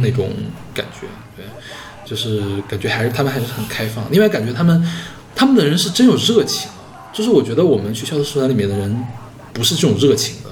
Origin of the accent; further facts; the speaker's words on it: China; 我们中国人一般都不会去跟他们一块儿跳